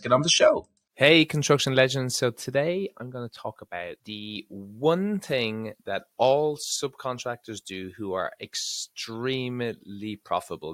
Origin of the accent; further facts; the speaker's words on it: Ireland; I'm from Ireland